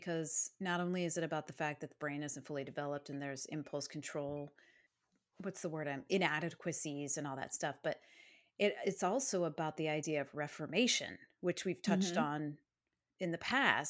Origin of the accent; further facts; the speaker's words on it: Cedar Rapids, Iowa, United States; I was born in Cedar Rapids, Iowa.